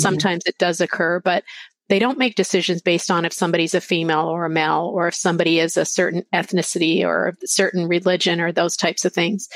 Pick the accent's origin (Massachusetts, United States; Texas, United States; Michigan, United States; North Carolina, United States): Texas, United States; Lubbock; also born or lived in Arizona; now in San Diego, United States; I actually grew up in Texas in a small uh, little place, Lubbock, Texas